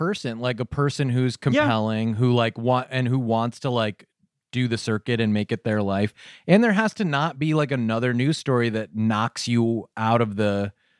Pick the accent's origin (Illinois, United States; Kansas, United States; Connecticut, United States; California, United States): Connecticut, United States; Cheshire; the Cheshire Murders, you know, happened in my hometown.